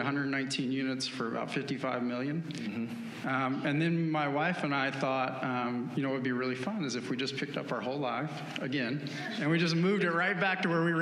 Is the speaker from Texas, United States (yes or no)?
no; Winston-Salem, North Carolina, United States; also born or lived in Washington, D.C.; I'm from Winston-Salem, which is the market I live in now